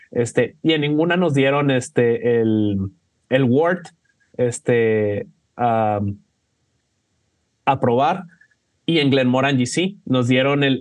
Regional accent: England, United Kingdom; Spanish is a second language; Podrá notar por mi acento que yo soy de Inglaterra, este, pero la gente sí me quiere

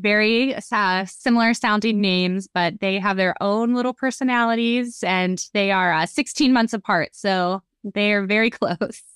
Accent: Youngstown, Ohio, United States; moved away as an adult; now in Melbourne, United States; I live in Melbourne, Florida. Well, I'm originally from Youngstown, Ohio

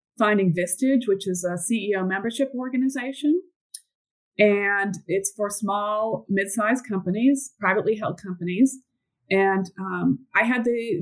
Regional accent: Northeast, United States; moved away as an adult; also born or lived in Atlanta, Georgia; I grew up in the Northeast and went to Babson College

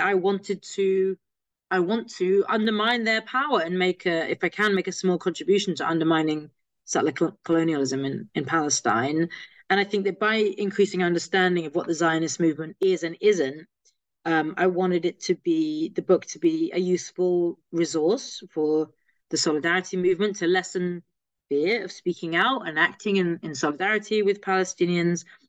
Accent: London, United Kingdom; I'm a Londoner. I uh, grew up here, still based here

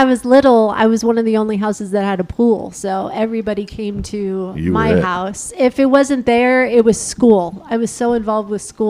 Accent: Los Angeles, California, United States; Grew up in one house and one house only in Sun Valley, California. It's a little town.

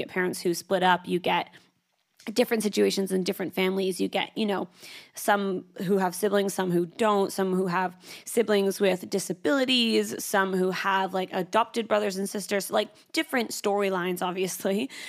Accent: Canada; now in Sydney, Australia; I moved from Canada to Sydney, Australia.

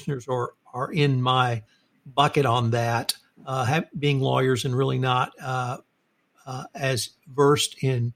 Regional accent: Houston, Texas, United States; my hometown of Houston, Texas

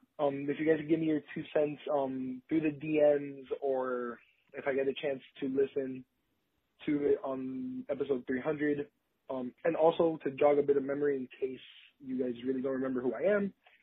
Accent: Miami, Florida, United States; being I'm from Miami, I'm a Marlins dude

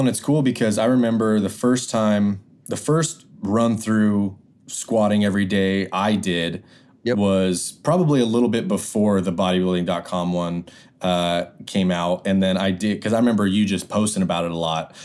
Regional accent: Idaho, United States; I grew up in Idaho

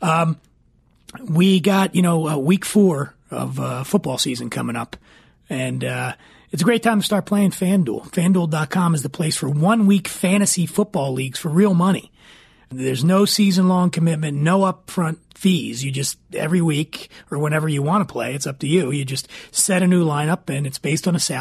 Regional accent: Philadelphia, Pennsylvania, United States; I'm from Philly.

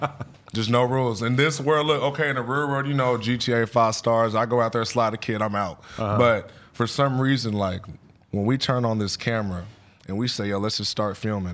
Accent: Killeen, Texas, United States; Killeen, Texas, like Fort Hood. Okay. By Austin and shit.

